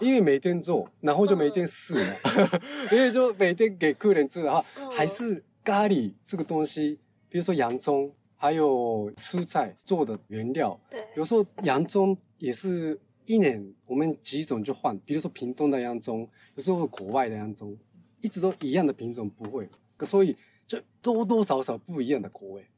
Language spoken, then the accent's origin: Chinese; Fukuoka, Japan; Chinese is a second language; moved away as an adult; now in Taipei, Taiwan; 我是福冈人，日本的福冈人，福冈的环境跟台北市的环境很像